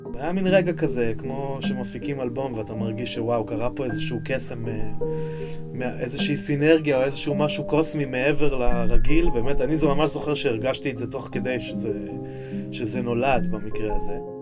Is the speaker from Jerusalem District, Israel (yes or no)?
yes; Jerusalem, Jerusalem District, Israel; אני נולדתי בירושלים, גדלתי בירושלים